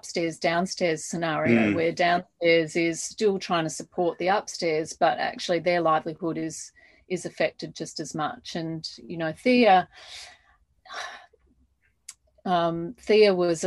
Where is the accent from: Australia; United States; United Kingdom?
Australia; Adelaide, South Australia; when I grew up in Adelaide